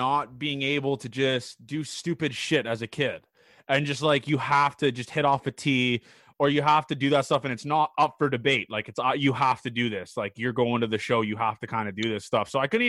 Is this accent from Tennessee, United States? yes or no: no; California, United States; Because growing up in Cali, we had a guy on last week, Patrick Waggle.